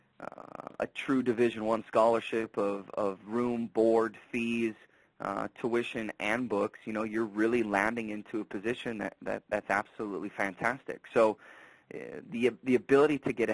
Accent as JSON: {"language": "English", "region": "Wisconsin", "country": "United States", "tie": "born or raised there", "also_born_or_lived": "Sheboygan, Wisconsin", "moved": "as an adult", "lives_now": "Dodge City, United States", "said": "Growing up in Wisconsin, never knew where Kansas was on the map until I made the move out here"}